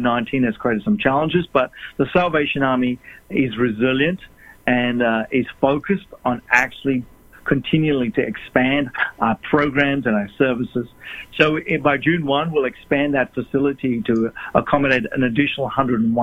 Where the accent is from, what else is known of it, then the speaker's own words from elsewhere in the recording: Australia; moved away as an adult; also born or lived in South Africa; now in Orange County, United States; I was born in South Africa. Parents migrated to Australia when I was only a little boy, 8 years of age. And I've lived in Australia all my life until the last 3 years